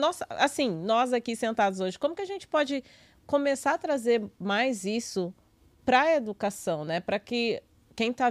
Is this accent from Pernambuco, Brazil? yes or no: no; Minas Gerais, Brazil; porque eu sou mineira, tenho uma outra realidade